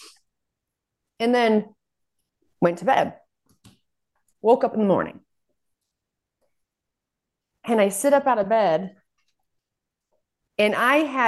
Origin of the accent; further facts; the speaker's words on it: Salt Lake City, Utah, United States; I'm from Salt Lake